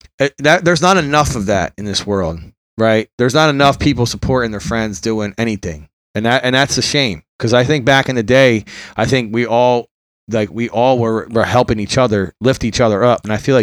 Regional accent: Philadelphia, Pennsylvania, United States; also born or lived in Bucks County, Pennsylvania; I grew up in Philly, then we moved to the suburbs.

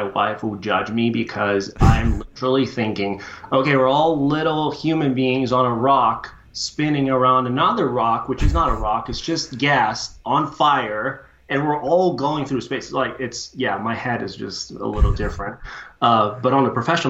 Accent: Brazil; moved away as an adult; now in United States; I was born and raised in Brazil, studied civil engineering there

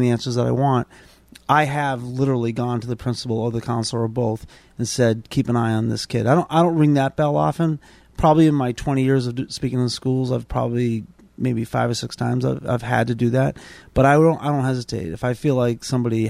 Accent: Boston, Massachusetts, United States; I grew up in South Boston, and thought I was a tough kid

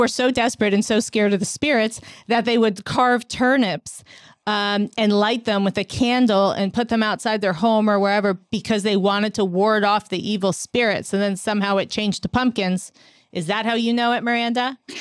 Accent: New York City, New York, United States; I'm a New Yorker

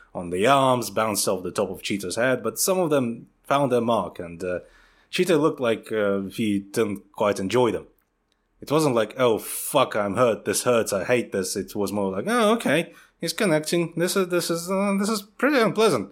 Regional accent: Siberia, Russia; moved away; growing up in Russia

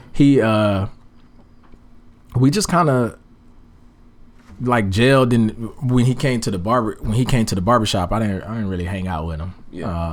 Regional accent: Daytona Beach, Florida, United States; I'm originally from Daytona Beach, Florida

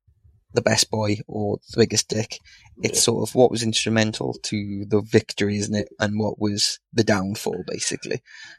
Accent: Wales, United Kingdom; as Welsh boys...

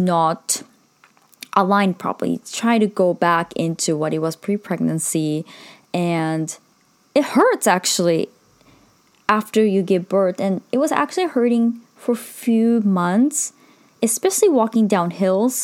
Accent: Sendai, Miyagi, Japan; moved away; which is in Sendai, my hometown.

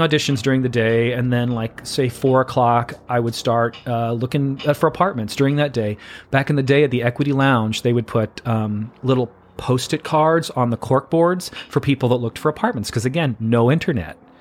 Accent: Missouri, United States; moved away as an adult; now in New York City, United States; small town Missouri boy, grew up about an hour south of downtown Saint Louis

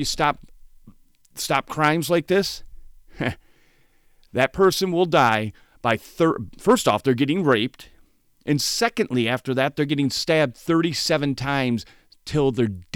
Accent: Saginaw Township, Michigan, United States; growing up in Saginaw Township, Michigan

